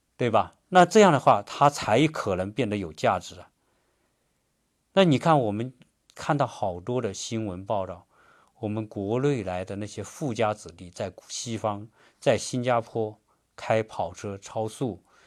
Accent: China; now in United States; 我们中国人

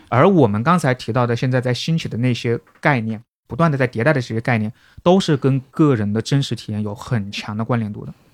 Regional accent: Wuhan, Hubei, China; 作为武汉人

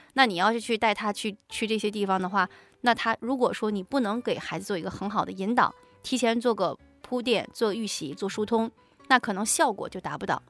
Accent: Tangshan, Hebei, China; 我们唐山的工业博物馆

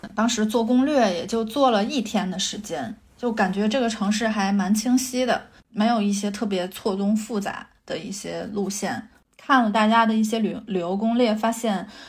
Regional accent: China; 后来我们发现我们No。都是中国人

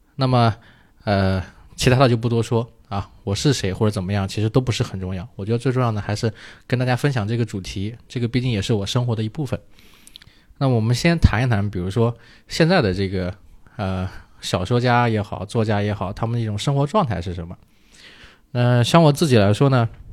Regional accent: Hefei, Anhui, China; 我是合肥人啊

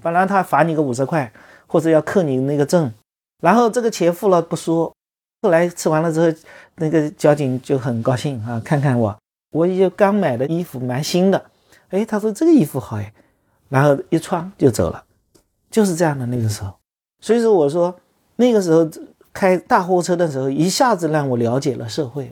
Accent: Longyou, Zhejiang, China; also born or lived in Hangzhou; 我记得在读汽校的时候，就在就在我们老家龙游有几个文朋诗友

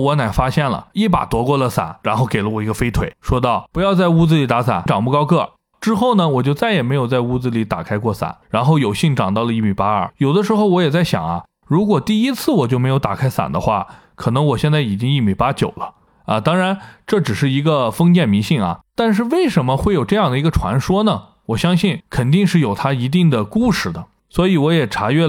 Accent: China; 伞最早是由我们中国人发明的，

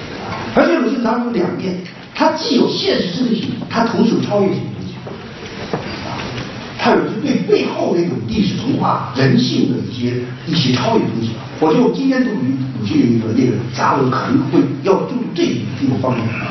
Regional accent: China; 别人最羡慕的就我们中国人这三个人

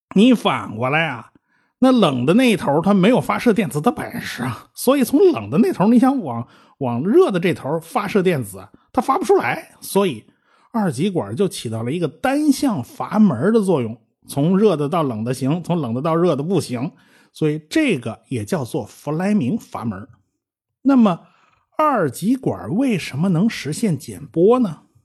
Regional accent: China; 我们中国人

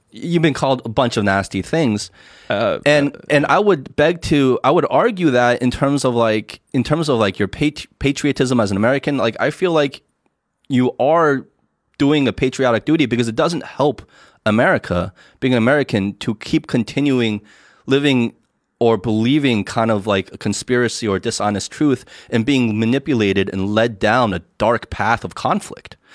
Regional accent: United States; now in China; growing up in the United States

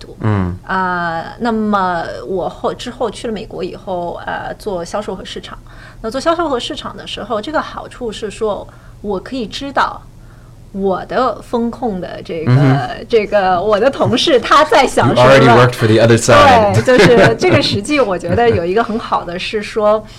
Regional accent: China; moved away as an adult; 我在亚洲出生长大，在中国出生长大。

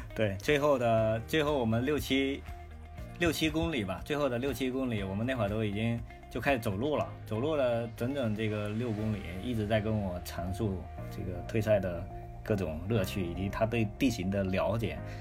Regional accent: Fujian, China; now in northern China; 我是一个福建人

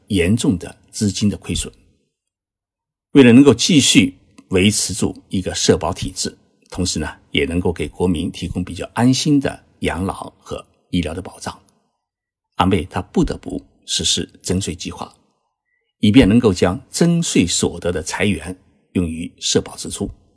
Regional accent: China; 因为这种担忧不仅仅是我们中国人有

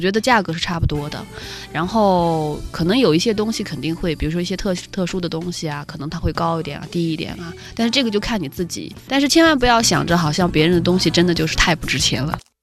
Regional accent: China; 可能我们中国人就是总是会觉得

